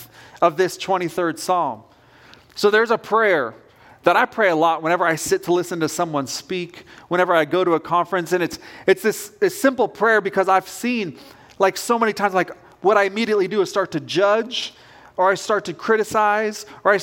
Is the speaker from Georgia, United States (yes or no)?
no; Southern Oregon, United States; moved away; I grew up on the West Coast. I was born in a small town in Southern Oregon.